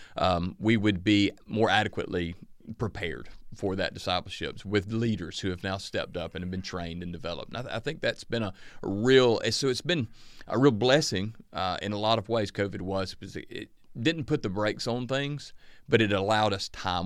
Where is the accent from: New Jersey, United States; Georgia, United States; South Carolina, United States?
Georgia, United States; Northeast; growing up in the Northeast Georgia town I grew up